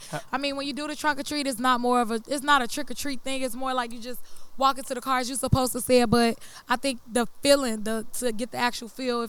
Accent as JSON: {"language": "English", "town": "Chicago", "region": "Illinois", "country": "United States", "moved": "yes", "lives_now": "Lafayette, United States", "said": "South side of Chicago. You know, I'm coming to represent."}